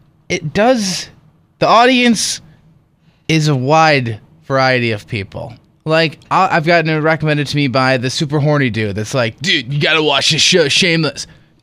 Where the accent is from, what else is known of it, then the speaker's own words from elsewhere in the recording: United Kingdom; I'm British